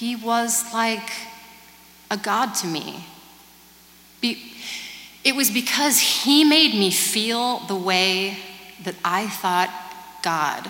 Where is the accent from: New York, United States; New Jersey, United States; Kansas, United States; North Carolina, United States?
Kansas, United States; also born or lived in California; now in Nashville, United States; I grew up in Kansas listening to Motown